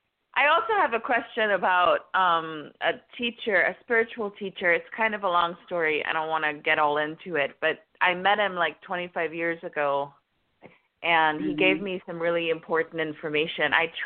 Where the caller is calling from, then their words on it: Florida, United States; I'm calling from Florida.